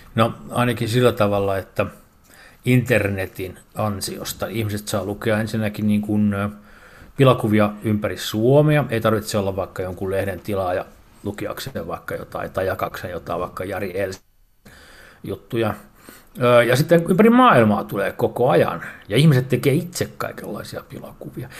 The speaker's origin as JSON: {"language": "Finnish", "town": "Porvoo", "region": "Uusimaa", "country": "Finland", "said": "olen porvoolainen setämies"}